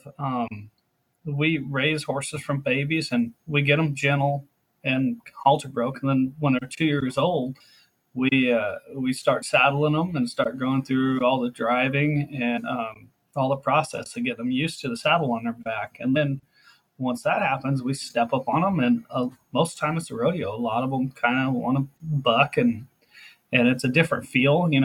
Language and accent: English; California, United States; I'm just a ranch race cowboy from out here in California